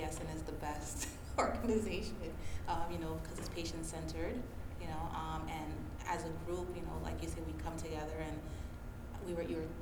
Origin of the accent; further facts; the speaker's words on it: Haiti; now in United States; I'm from Haiti